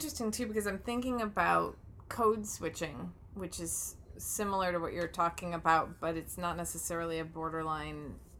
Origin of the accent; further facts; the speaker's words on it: Michigan, United States; accent: Midwestern; When I go to Michigan... for a couple of weeks and I come back, my Midwestern accent has upped, right?